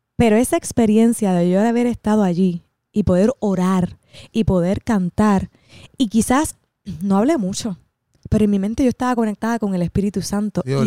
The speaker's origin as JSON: {"language": "Spanish", "town": "Cidra", "country": "Puerto Rico", "said": "yo soy de Sidra"}